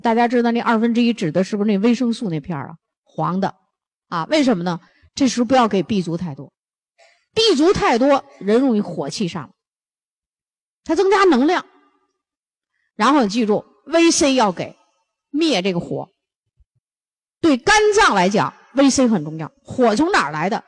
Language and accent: Chinese; China; 我们中国人